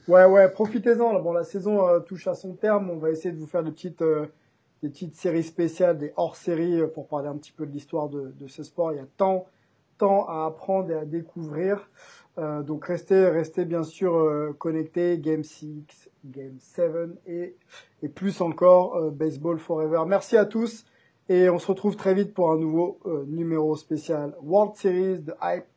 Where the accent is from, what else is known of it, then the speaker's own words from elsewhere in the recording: France; chez nous en France